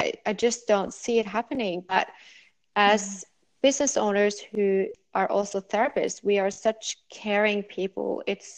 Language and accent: English; Norway; English is a second language; moved away; Yeah, I'm from Norway. I grew up there.